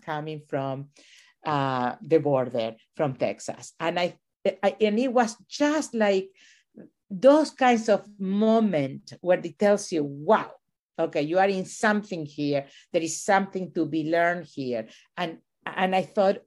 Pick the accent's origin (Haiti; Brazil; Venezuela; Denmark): Venezuela; also born or lived in Chile / New Mexico / New Jersey; now in United States; I was born in Chile and raised in Venezuela.